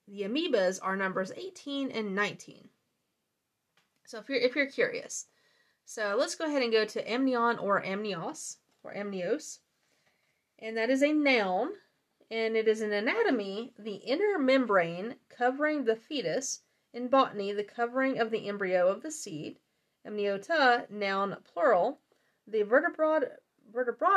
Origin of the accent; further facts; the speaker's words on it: the South, Southern United States, United States; accent: southern; My southern accent